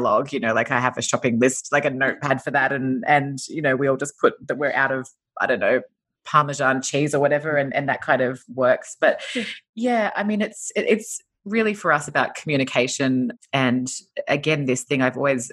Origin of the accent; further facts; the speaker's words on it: Australia; moved away as an adult; now in Los Angeles, United States; I'm an Australian and we moved to LA 4.5 years ago